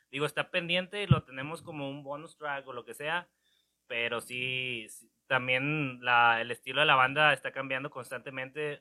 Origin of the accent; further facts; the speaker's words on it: Monterrey, Nuevo León, Mexico; todos somos de ahí